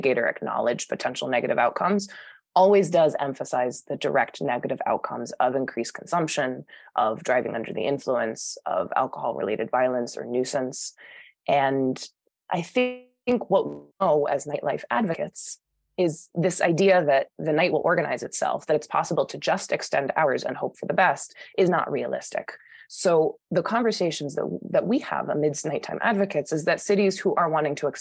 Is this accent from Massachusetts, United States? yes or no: yes; Boston, Massachusetts, United States; moved away; I'm from Boston originally